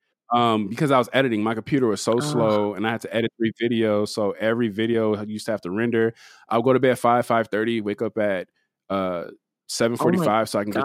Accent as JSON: {"language": "English", "town": "Compton", "region": "California", "country": "United States", "tie": "born or raised there", "also_born_or_lived": "Pasadena / Carson", "said": "So I'm from Compton, but you know, I'm also from Pasadena. I'm also from Carson."}